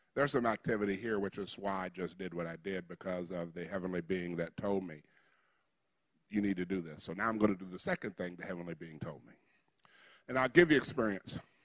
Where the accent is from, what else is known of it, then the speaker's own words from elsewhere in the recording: United States; I'm African American